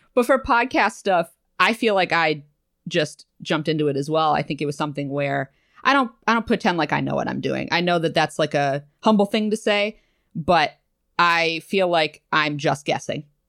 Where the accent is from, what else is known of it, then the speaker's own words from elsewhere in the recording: New England, United States; moved away as an adult; also born or lived in Massachusetts; now in New York, United States; I'm from New England